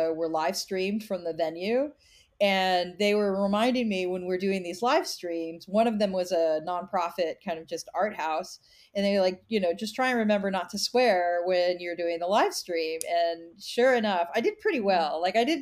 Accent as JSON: {"language": "English", "region": "Kansas", "country": "United States", "tie": "born or raised there", "said": "I grew up in Kansas in a small town"}